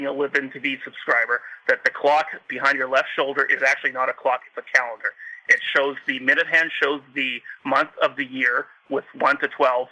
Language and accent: English; Canada; I'm Canadian